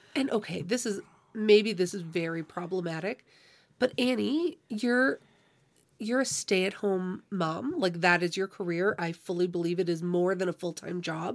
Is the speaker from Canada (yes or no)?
yes; Canada; we're Canadian